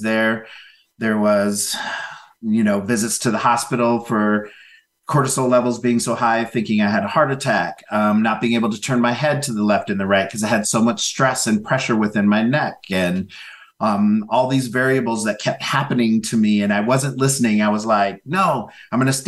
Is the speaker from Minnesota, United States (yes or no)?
yes; Minneapolis, Minnesota, United States; my father and mother decided to continue their exodus out of the South and ended up in Minneapolis, Minnesota. I'm the fourth of six.